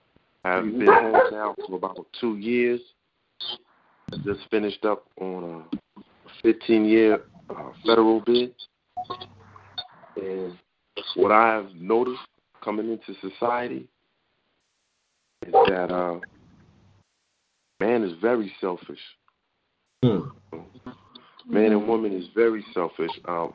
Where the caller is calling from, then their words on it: New York City, New York, United States; I'm calling from the Bronx tonight.